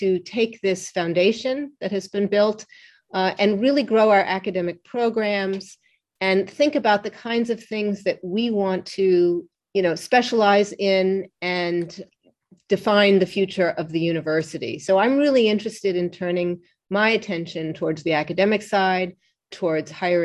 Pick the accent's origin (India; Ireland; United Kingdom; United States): United States; New York; I was growing up on the Upper West Side of New York